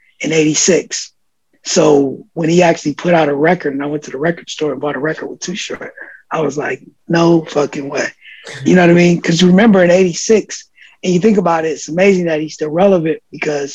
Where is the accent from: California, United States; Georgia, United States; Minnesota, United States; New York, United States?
California, United States; Oakland; born or raised there; also born or lived in Philadelphia